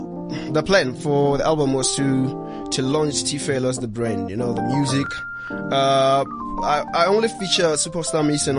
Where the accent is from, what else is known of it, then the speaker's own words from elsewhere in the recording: Klerksdorp, North West, South Africa; also born or lived in Johannesburg; now in Mahikeng, South Africa; even in my hometown in Klerksdorp. I'm from Joburg, I'm from Klerksdorp.